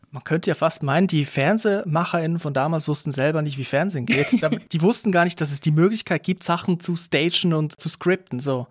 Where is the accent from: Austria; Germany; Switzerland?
Switzerland; Aargau; moved away; ich bin in der Schweiz aufgewachsen